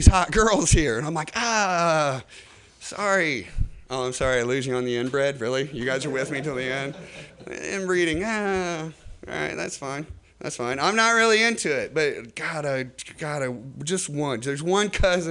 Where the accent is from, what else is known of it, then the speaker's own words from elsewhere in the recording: Indiana, United States; I'm from Indiana